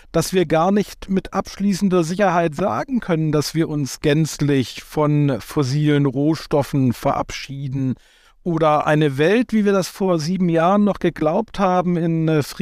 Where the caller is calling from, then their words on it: Hamburg, Germany; Äh, ich bin aus Hamburg zugeschaltet